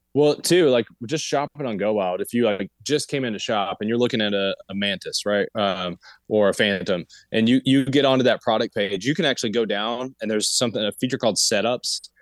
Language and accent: English; Appalachia, United States; I'm from Appalachia. I'm in Appalachia right now